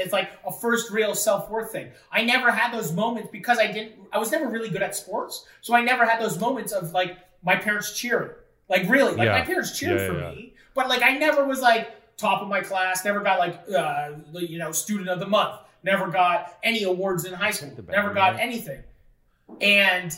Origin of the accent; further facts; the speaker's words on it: Fort Erie, Ontario, Canada; putting on shows in my hometown